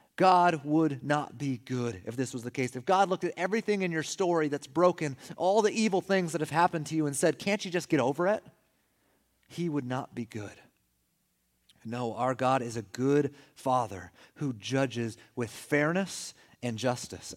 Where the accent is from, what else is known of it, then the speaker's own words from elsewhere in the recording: California, United States; We're from California.